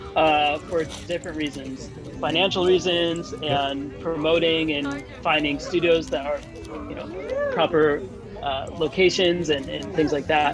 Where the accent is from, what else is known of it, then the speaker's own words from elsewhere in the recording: United States; moved away; also born or lived in Tokyo, Japan; where I grew up in the States